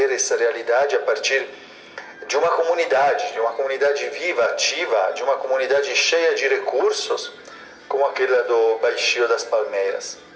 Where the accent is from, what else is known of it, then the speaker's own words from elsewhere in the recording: Italy; moved away as an adult; now in Goiânia, Brazil; Eu é, sou italiano de origem, mas a minha organização é de São Paulo, né? e moro com a minha família em Goiânia. Então eu sou, sou uma pessoa bastante nômade